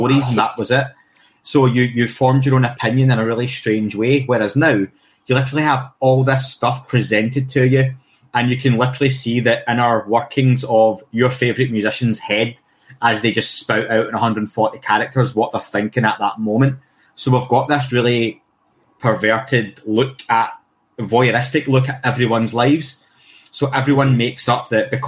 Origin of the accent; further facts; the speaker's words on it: Scotland, United Kingdom; someone who's Scottish and gets a lot of flack for my accent